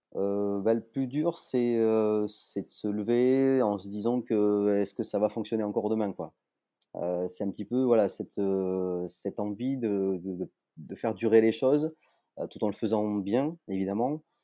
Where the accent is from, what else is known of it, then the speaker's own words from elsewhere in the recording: Toulouse, Occitania, France; je suis toulousain